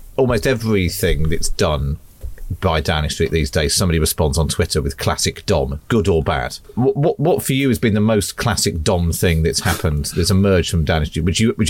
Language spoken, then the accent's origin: English; Somerset Levels, South West England, United Kingdom; moved away as an adult; I grew up on the Somerset Levels. I didn't go to university. I got a job at a local newspaper.